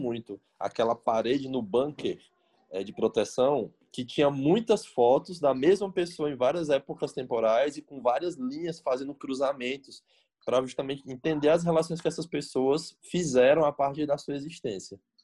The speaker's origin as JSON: {"language": "Portuguese", "country": "Brazil", "said": "eu sou brasileiro"}